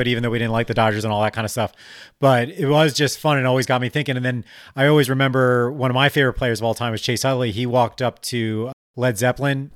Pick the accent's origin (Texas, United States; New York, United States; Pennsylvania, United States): Pennsylvania, United States; Delaware County; accent: Delco; I'm actually from Delco.